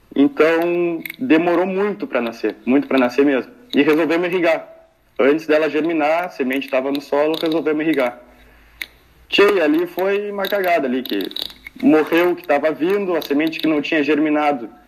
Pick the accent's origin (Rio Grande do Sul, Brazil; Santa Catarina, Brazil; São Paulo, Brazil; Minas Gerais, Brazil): Rio Grande do Sul, Brazil; Pelotas; eu sou de Pelotas aqui